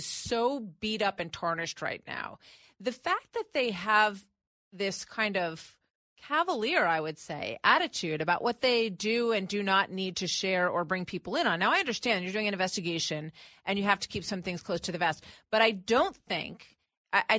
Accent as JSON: {"language": "English", "country": "United States", "said": "as an American"}